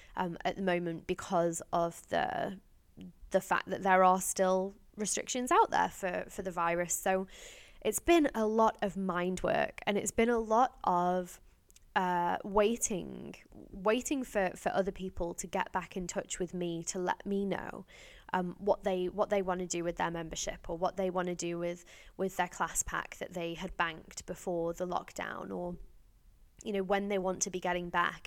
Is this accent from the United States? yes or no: no; Stoke-on-Trent, West Midlands, United Kingdom; my hometown, Stoke-on-Trent in Staffordshire